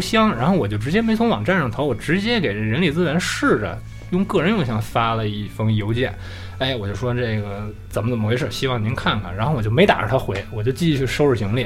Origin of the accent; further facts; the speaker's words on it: Beijing, China; moved away as an adult; also born or lived in Japan; 我虽然是土生土长北京人